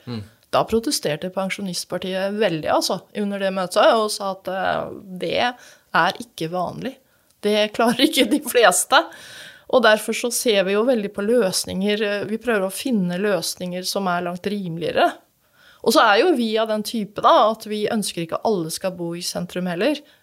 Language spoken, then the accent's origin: Norwegian; Fredrikstad, Østfold, Norway; jeg vokste opp på Rollsøy